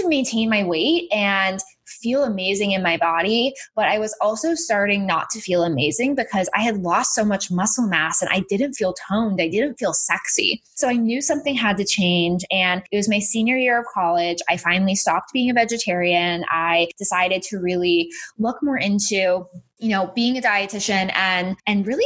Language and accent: English; Massachusetts, United States; moved away as an adult; also born or lived in Florida; I was born and raised in Massachusetts.